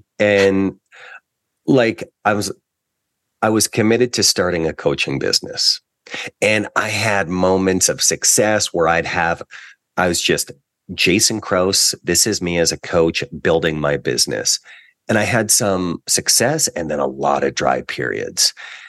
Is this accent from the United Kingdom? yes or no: no; Canada; Well, one of the gifts of being a Canadian athlete is you get a year of tuition for each of the years that you're a national team athlete.